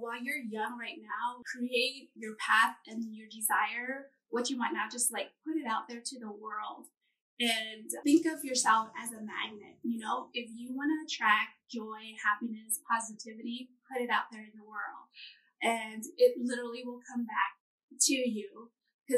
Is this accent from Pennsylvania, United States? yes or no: no; California, United States; moved away as an adult; now in Hawaii, United States; Growing up in California, I grew up on the beach too, right on the ocean